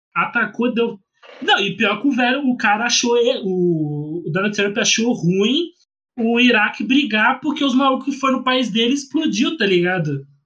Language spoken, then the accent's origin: Portuguese; Rio de Janeiro, Brazil; eu sou carioca